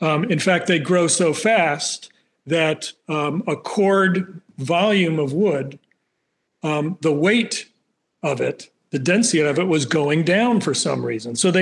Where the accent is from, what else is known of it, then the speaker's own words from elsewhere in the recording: Slingerlands, New York, United States; also born or lived in Albany / Australia; I was actually born in Albany, raised in Slingerlands